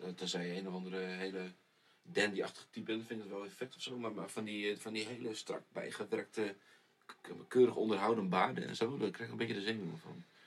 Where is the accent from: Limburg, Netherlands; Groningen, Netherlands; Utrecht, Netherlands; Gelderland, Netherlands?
Groningen, Netherlands; in het dorpje waar ik vandaan kom